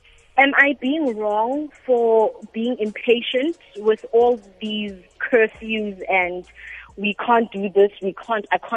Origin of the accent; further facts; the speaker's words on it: South Africa; I'm South African